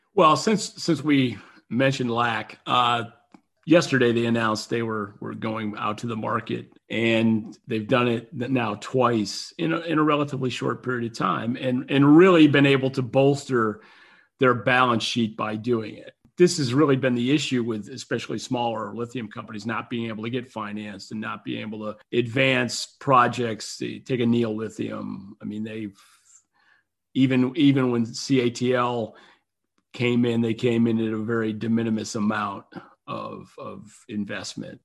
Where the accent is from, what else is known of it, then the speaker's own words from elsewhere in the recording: North Carolina, United States; my home state of North Carolina, not too far from where I am sitting recording this